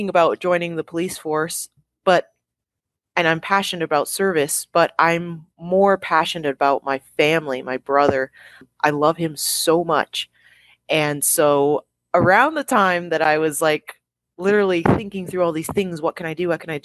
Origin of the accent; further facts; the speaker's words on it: Toronto, Ontario, Canada; the walls of our apartment where we grew up in Toronto, Canada